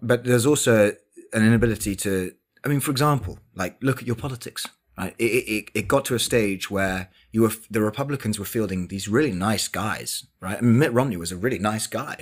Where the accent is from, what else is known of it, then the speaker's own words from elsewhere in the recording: London, United Kingdom; also born or lived in Oxford; I spent my entire life in London